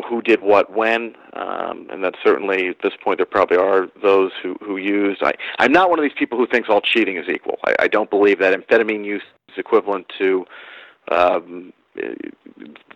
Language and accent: English; New York, United States; I grew up in New York. I didn't grow up in Boston